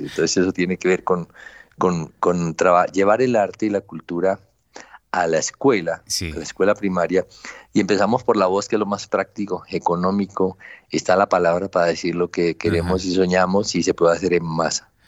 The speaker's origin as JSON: {"language": "Spanish", "country": "Colombia", "said": "Ese sancocho cultural somos nosotros, América Latina y Colombia"}